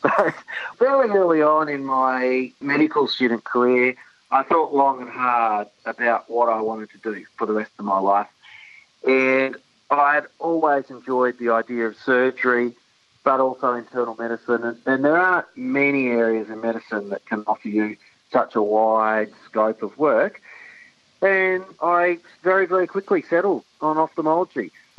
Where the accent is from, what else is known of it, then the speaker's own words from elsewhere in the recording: Brisbane, Queensland, Australia; I grew up in Brisbane, in the southern suburbs of Brisbane, and went to school there and then went to University of Newcastle.